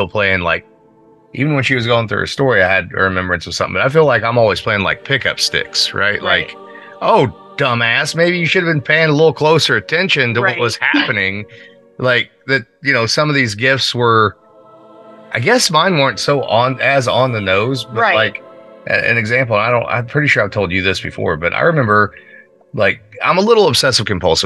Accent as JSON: {"language": "English", "town": "Pekin", "region": "Indiana", "country": "United States", "tie": "born or raised there", "said": "growing up in Pekin"}